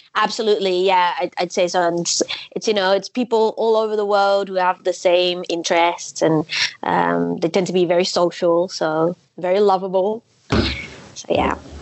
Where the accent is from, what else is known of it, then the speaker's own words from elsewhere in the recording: Netherlands; I'm from the Netherlands. I uh, currently live in Amsterdam